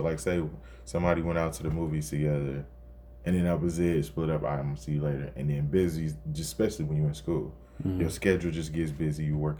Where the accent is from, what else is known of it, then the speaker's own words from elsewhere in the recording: Chicago, Illinois, United States; accent: Chicago; Indiana started fusing into my Chicago accent